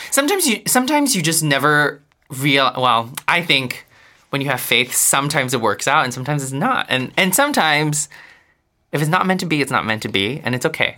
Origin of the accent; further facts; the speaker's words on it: Singapore; moved away as an adult; now in New York, United States; I grew up in Singapore